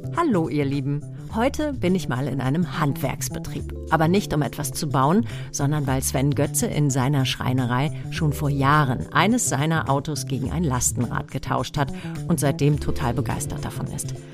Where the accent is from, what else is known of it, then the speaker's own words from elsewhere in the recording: the North, Northern Germany, Germany; now in Wiesbaden, Germany; Ich komme ja aus dem Norden